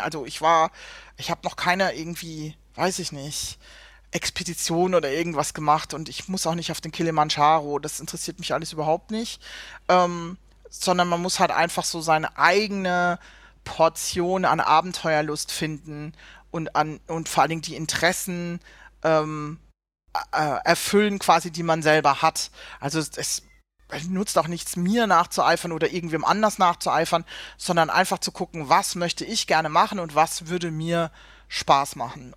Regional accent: Southern Germany, Germany; moved away as an adult; also born or lived in Hamburg; ich komme ursprünglich aus dem Süden von Deutschland

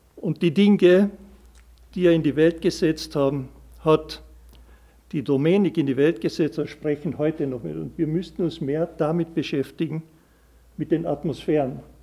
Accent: Carinthia, Austria; wir Kärntner

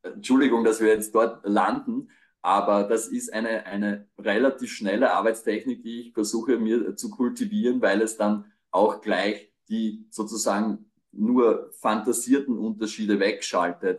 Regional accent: Burgenland, Austria; moved away; also born or lived in Graz; ich komme aus dem Burgenland

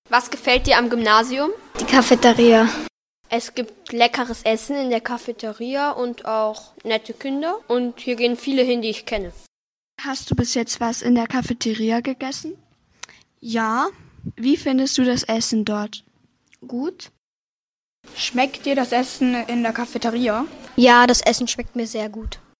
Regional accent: Japan; also born or lived in Austria; Ich komme aus Japan und aus Österreich.

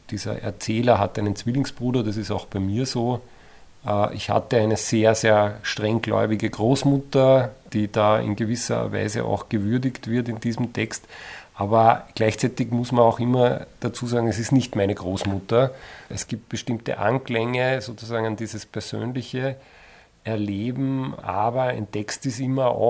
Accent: Eferding, Upper Austria, Austria; Also ich komme aus Everding und das taucht vielleicht in der Beschäftigung eines jeden Autors irgendwann einmal auf

